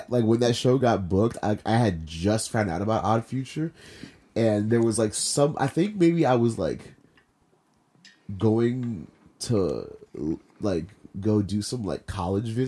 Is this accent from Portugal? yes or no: no; Maryland, United States; also born or lived in Panama / Virginia; I was born in Panama, and then I lived there until I was three, and then I I lived in Virginia for three years. moved to, moved to Maryland when I was six, right?